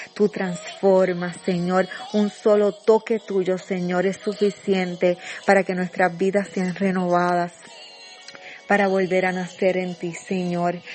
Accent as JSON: {"language": "Spanish", "country": "Puerto Rico", "said": "nuestra isla de Puerto Rico"}